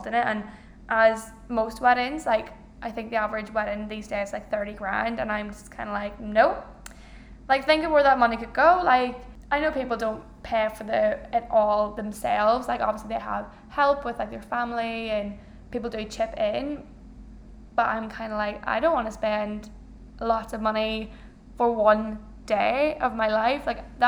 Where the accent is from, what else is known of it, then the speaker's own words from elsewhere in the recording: Ireland; I'm Irish, I have a big family